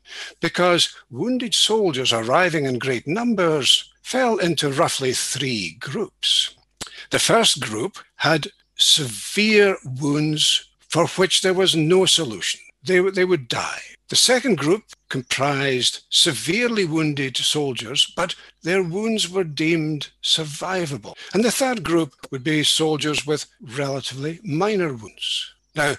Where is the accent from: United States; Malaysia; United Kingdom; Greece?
United Kingdom; East Neuk of Fife, Scotland; moved away as an adult; also born or lived in St Andrews / Edinburgh; now in Aberdeen, United Kingdom; I was born in St Andrews and brought up in the East Duke of Fife.